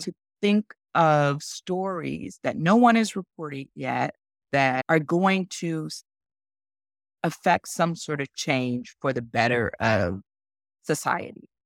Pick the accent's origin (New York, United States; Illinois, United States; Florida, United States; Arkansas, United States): Arkansas, United States; moved away as an adult; also born or lived in Bozeman, Montana / Sacramento, California; now in California, United States; I'm originally from Arkansas, moved out to California to go to journalism school at Cal